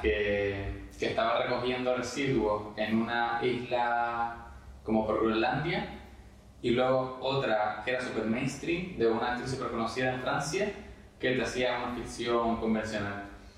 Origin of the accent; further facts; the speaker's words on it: Canary Islands, Spain; he nacido aquí, maravilloso, me encanta Canarias